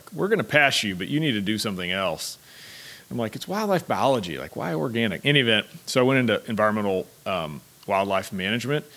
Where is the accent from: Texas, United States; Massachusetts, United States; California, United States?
Texas, United States; Houston; I was born and raised in Houston